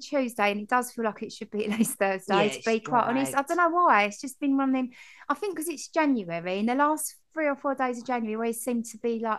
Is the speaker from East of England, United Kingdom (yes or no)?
no; Dagenham, London, United Kingdom; accent: Dagenham; also born or lived in Barking; I'm from Dagenham.